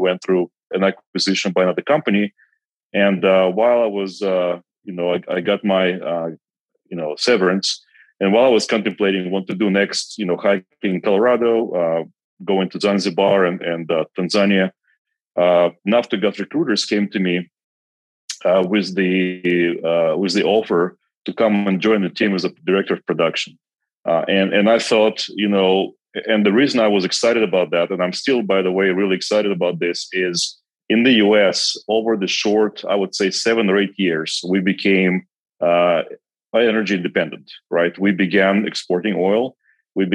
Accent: Kazakhstan; English is a second language; moved away as an adult; also born or lived in Belarus / United States; So I actually grew up in Kazakhstan, and I was there the entire time until I was 21.

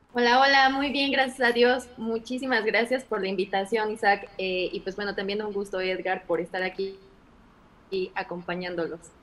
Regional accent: Orizaba, Veracruz, Mexico; moved away as an adult; also born or lived in Culiacán / Querétaro; en mi ciudad natal, en Orizaba

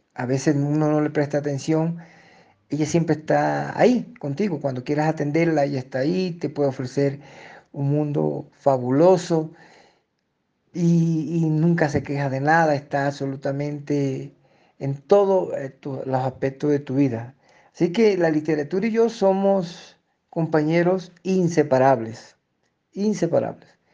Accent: Fonseca, La Guajira, Colombia; moved away as an adult; also born or lived in Ecuador; now in Ipiales, Colombia; mi pueblo Fonseca

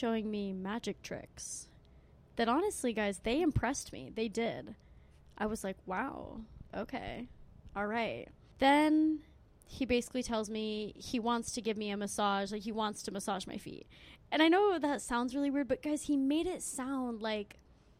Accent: Arizona, United States; I'm from Arizona.

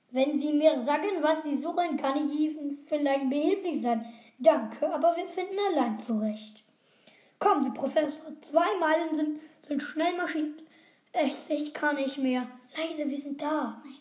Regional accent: Heidelberg, Baden-Württemberg, Germany; Und wir kommen übrigens aus Heidelberg. Zwar ein bisschen klein, aber geht.

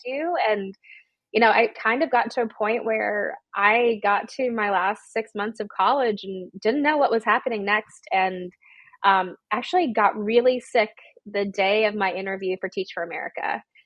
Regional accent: Georgia, United States; I'm from Georgia as well.

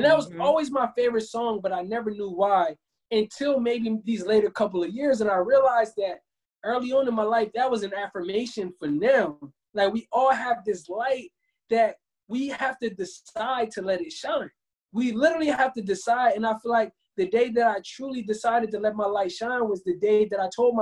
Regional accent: Camden, New Jersey, United States; moved away as an adult; now in Los Angeles, United States; growing up, I'm from Camden, New Jersey

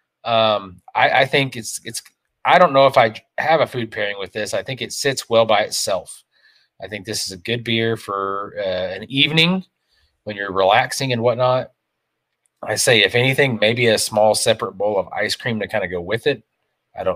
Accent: Kentucky, United States; I'm from Kentucky

